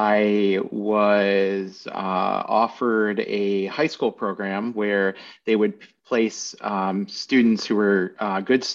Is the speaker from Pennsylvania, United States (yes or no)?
yes; Williamsport, Pennsylvania, United States; also born or lived in Maryland / Philadelphia, Pennsylvania; I grew up in the middle of nowhere, Pennsylvania. It's a town called Williamsport